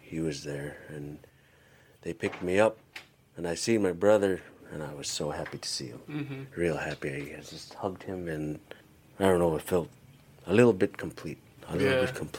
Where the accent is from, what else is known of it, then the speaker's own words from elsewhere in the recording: Kipnuk, Alaska, United States; first language Yupik; moved away as an adult; also born or lived in Tyonek / Kongiganak; now in Anchorage, United States; I grew up in a village called Kipnuk